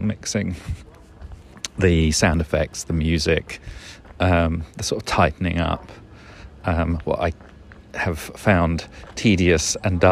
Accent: England, United Kingdom; when we were kids growing up in England in the 70s and 80s

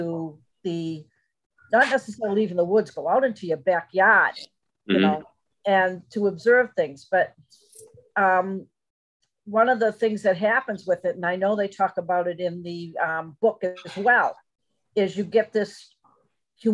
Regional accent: New England, United States; where I grew up in New England, I had woods all over the place

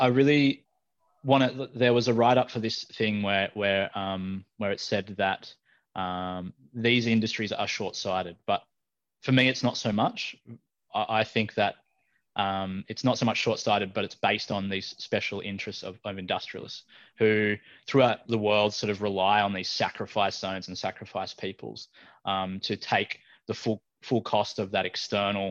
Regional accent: Taree, New South Wales, Australia; moved away; also born or lived in Newcastle, New South Wales; I was raised up on Biripi country, you know, around Taree.

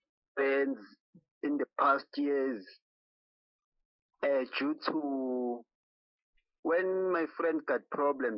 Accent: Nhlazatshe, Mpumalanga, South Africa; now in Emalahleni, South Africa; I'm coming from Nhlazatshe. I've relocated to Emalahleni

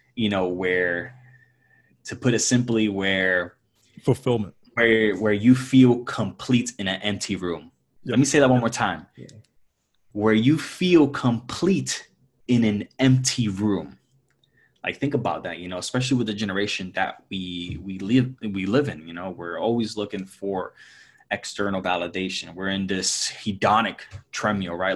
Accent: Puerto Rico; I grew up in, in Puerto Rico, born and raised in Puerto Rico

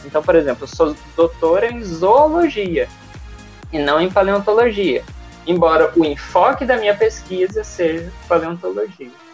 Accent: Uberlândia, Minas Gerais, Brazil; moved away as an adult; also born or lived in Rio de Janeiro / Rio Branco, Acre; now in Manaus, Brazil; sou de Berlândia, Minas Gerais

